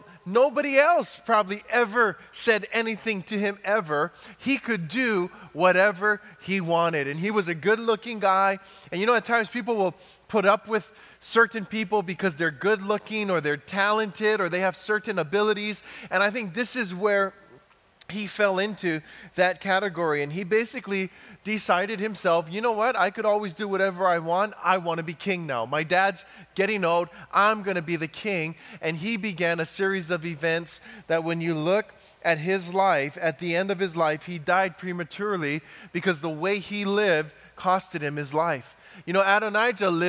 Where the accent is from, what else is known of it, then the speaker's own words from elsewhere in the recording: Big Island of Hawaii, United States; I'm from Hawaii, from the big island of Hawaii